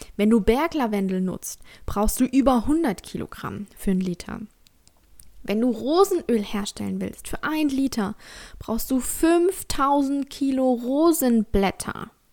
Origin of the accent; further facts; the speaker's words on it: Germany; born or raised there